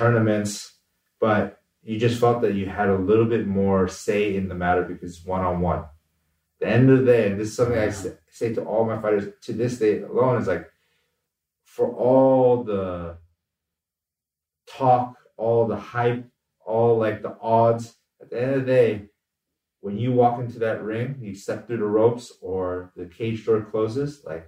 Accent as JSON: {"language": "English", "country": "United States", "tie": "born or raised there", "said": "both my parents are immigrants who came over here from Korea"}